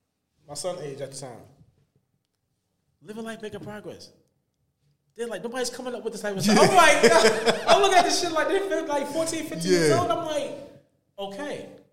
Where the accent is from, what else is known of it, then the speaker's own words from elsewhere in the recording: Elizabeth, New Jersey, United States; in my hometown, Elizabeth.